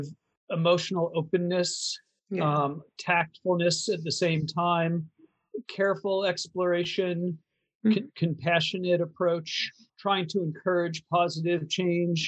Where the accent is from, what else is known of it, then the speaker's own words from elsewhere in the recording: Eastern Seaboard, East Coast, United States; I'm from the Eastern Seaboard